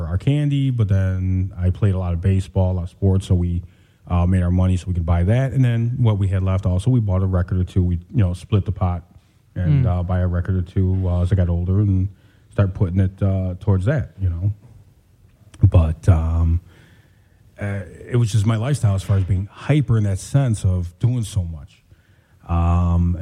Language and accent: English; Chicago, Illinois, United States; Born and raised in Chicago